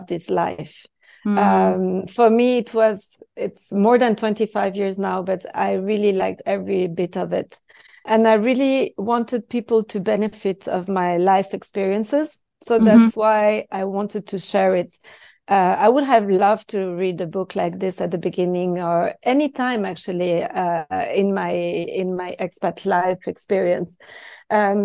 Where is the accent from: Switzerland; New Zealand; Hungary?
Switzerland; first language French; English is a second language; moved away